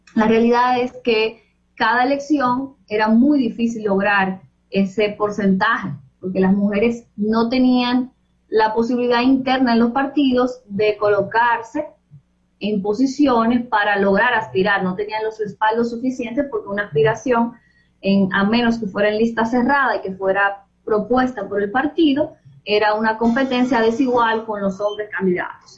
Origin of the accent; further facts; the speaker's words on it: Los Alcarrizos, Distrito Nacional, Dominican Republic; yo crecí en Pantoja es un distrito municipal de Los Alcarrizos